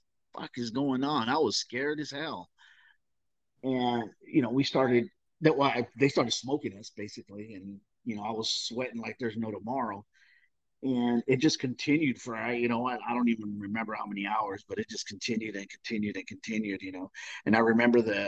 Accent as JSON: {"language": "English", "region": "Southern California", "country": "United States", "tie": "born or raised there", "said": "I grew up in Southern California"}